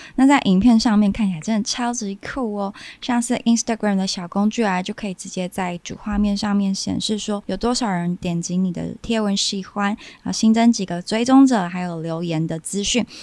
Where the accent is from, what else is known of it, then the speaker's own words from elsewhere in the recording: Kaohsiung, Taiwan; moved away as an adult; now in Taipei, Taiwan; 我是高雄人嘛，然后所以搬来台北工作